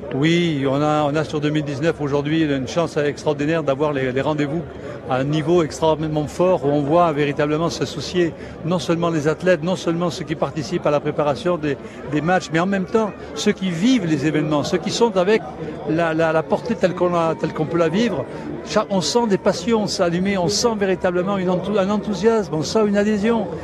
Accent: Tarbes, Occitania, France; Je suis né à Tarbes

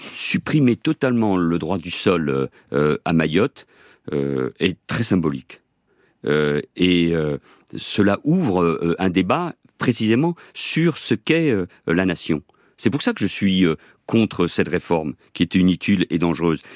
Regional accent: Barcelona, Catalonia, Spain; now in France; je suis né à Barcelone et à 18 ans, j'ai demandé, comme tout étranger, la nationalité française.

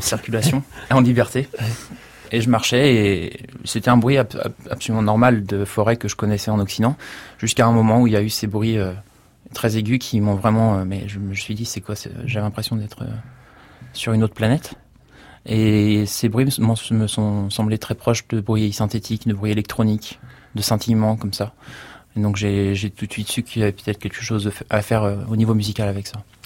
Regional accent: Niigata, Japan; moved away; also born or lived in Paris, France; ma ville natale, à Niigatashi

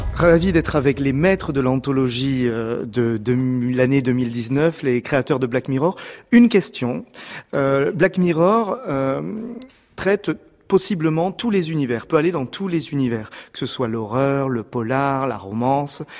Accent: France; chez nous en France

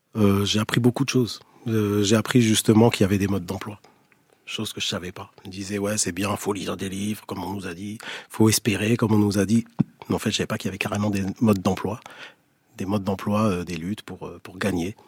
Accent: Algeria; je suis né en Algérie

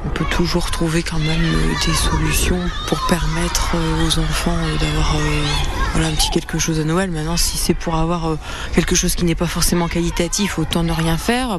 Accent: Quaëdypre, Hauts-de-France, France; also born or lived in Lille; Je suis originaire de la ville de Quadipre, une ville située dans les Flandres, un petit village de la campagne où j'y vis très bien

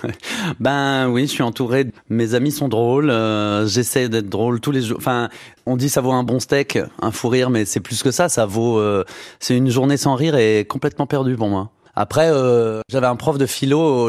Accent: Saône-et-Loire, Bourgogne-Franche-Comté, France; en Saône-et-Loire, là où j'ai grandi

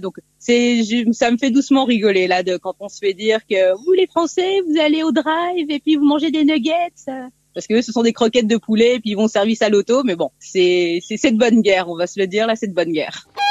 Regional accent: France; moved away as an adult; now in Quebec, Canada; en tant que française

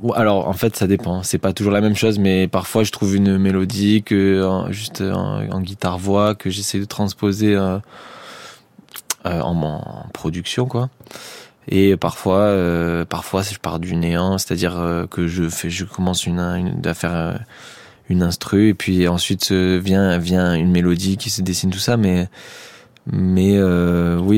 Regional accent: Marseille, Provence-Alpes-Côte d'Azur, France; j'ai grandi à Marseille, j'ai pas non plus grandi euh, en Norvège.

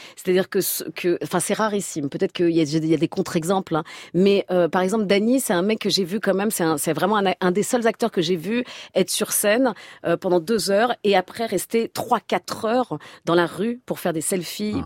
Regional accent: Senlis, Hauts-de-France, France; je viens de Senlis dans l'Oise

